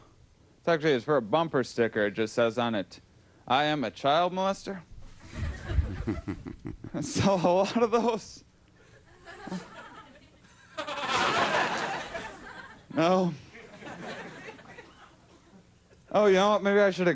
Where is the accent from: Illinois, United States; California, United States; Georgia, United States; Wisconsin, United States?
Wisconsin, United States; moved away; I'm from Wisconsin originally